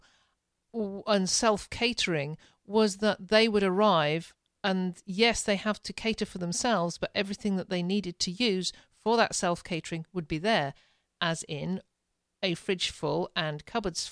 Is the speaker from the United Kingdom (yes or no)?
yes; England, United Kingdom; now in Ontario, Canada; I'm a Brit.